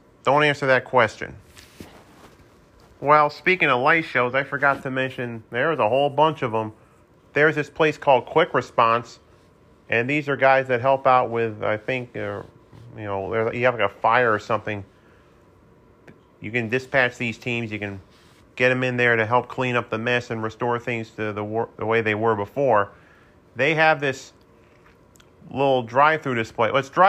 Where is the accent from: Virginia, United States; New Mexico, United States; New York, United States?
New York, United States; Saratoga Springs; One's my hometown of Saratoga Springs, New York